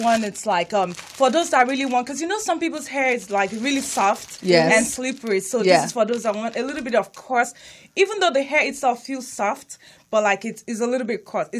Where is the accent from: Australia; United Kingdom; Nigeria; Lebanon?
Nigeria; English is a second language; now in Hawthorne, United States; I'm Nigerian.